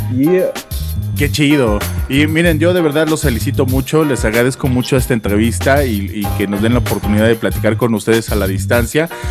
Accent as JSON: {"language": "Spanish", "country": "Mexico", "said": "como mexicanos"}